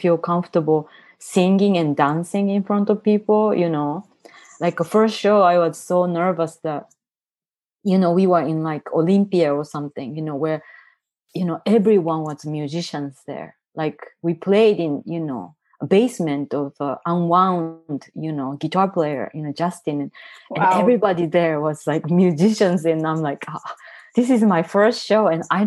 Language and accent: English; Tokyo, Japan; English is a second language; moved away as an adult; now in San Francisco, United States; I grew up in Tokyo.